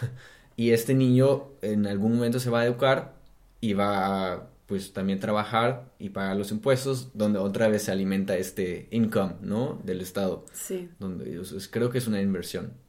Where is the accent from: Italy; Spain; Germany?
Germany; Spanish is a second language; also born or lived in Mexico / Brazil; now in Berlin, Germany; yo como soy alemán